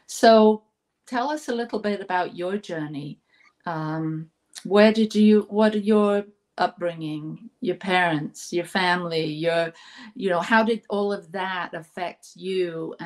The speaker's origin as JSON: {"language": "English", "region": "England", "country": "United Kingdom", "tie": "born or raised there", "moved": "yes", "lives_now": "United States", "said": "I grew up in England, and our church, the Church of England, was more like the Episcopal"}